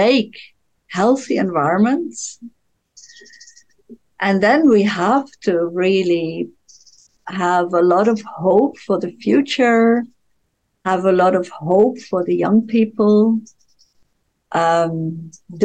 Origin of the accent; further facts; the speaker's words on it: Netherlands; I'm from Holland.